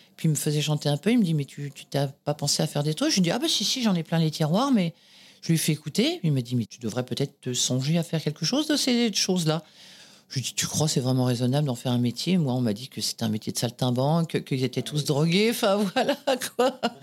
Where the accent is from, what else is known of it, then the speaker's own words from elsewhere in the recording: Boulogne-Billancourt, Île-de-France, France; né à Boulogne-Billancourt, département des Hauts-de-Seine, dans une clinique euh, en face des usines Renault